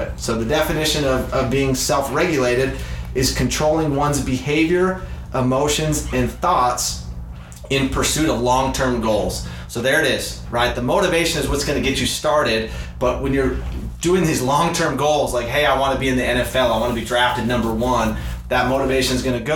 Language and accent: English; Utah, United States; now in Arizona, United States; I grew up in Utah